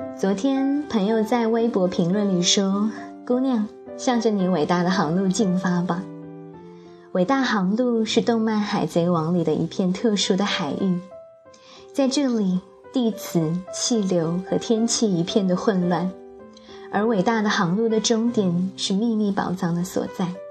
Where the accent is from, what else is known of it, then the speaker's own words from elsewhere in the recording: China; 我是中国人